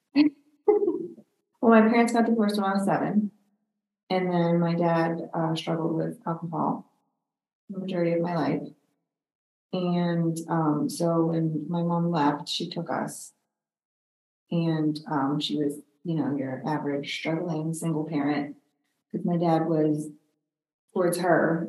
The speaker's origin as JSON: {"language": "English", "town": "Pittsburgh", "region": "Pennsylvania", "country": "United States", "tie": "born or raised there", "said": "I grew up in, a, uh, well, outside of the city of Pittsburgh"}